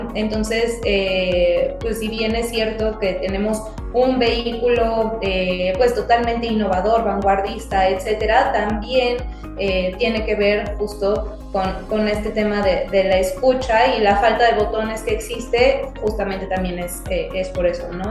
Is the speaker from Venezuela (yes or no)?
no; Mexico; somos personas mexicanas